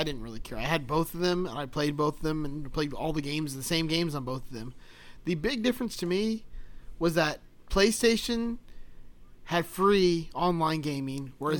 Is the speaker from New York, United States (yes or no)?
no; Miami, Florida, United States; I'm from Miami.